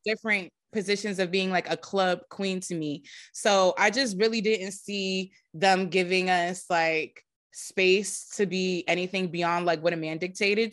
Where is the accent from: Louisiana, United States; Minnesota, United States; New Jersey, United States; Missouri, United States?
New Jersey, United States; growing up in Jersey was fun.